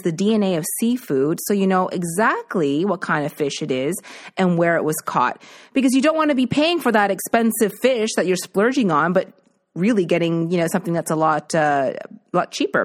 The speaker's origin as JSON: {"language": "English", "region": "East Coast", "country": "Canada", "moved": "yes", "said": "my family isn't here because I'm from the East Coast"}